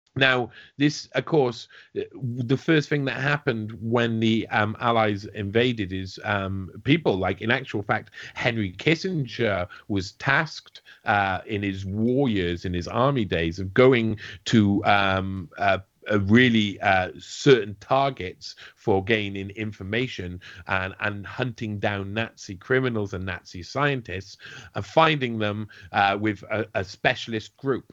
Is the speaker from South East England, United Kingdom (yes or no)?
no; South Wales, United Kingdom; I'm from South Wales